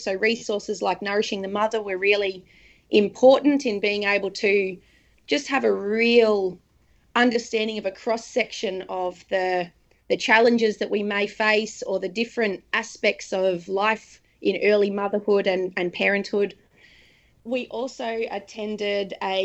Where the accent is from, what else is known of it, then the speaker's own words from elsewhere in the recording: Darwin, Northern Territory, Australia; moved away as an adult; now in Sunshine Coast, Australia; So we're living on the Sunshine Coast at the moment, but we are from Darwin and Darwin will always be home.